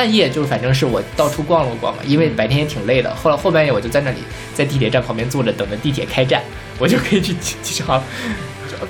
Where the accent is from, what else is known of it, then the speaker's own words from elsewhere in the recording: Taiwan; 就是我是不太理解，因为我台湾人肯定没有大陆这边人这么多嘛。